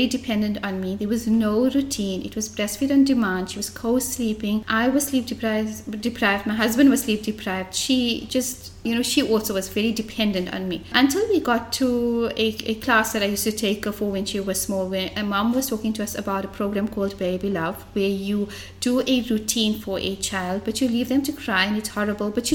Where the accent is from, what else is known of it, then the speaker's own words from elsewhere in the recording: Johannesburg, Gauteng, South Africa; moved away as an adult; now in Durban, South Africa; I was born and brought up in Fordsburg, the heart of Johannesburg